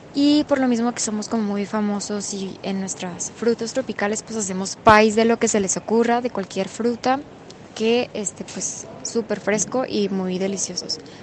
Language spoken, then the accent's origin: Spanish; Culiacán, Sinaloa, Mexico; now in Los Mochis, Mexico; yo soy de Culiacán, Sinaloa y actualmente vivo en Los Montes, Sinaloa.